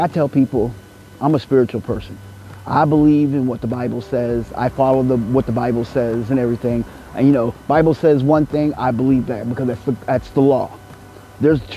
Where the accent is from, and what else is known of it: United States